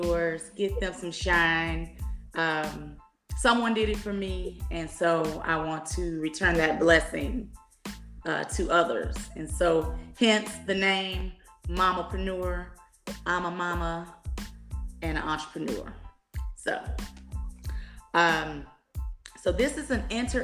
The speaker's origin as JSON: {"language": "English", "town": "Dallas", "region": "Texas", "country": "United States", "tie": "born or raised there", "said": "I am born and raised in the Dallas area"}